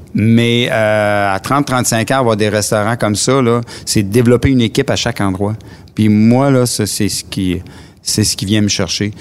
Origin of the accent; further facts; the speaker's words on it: Matane, Quebec, Canada; je viens de Matane. je suis euh, quelqu'un qui a toujours resté à Matane